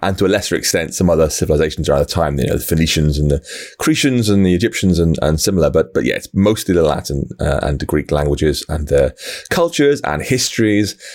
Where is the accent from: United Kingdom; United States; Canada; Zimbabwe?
United Kingdom; I, I'm from the U K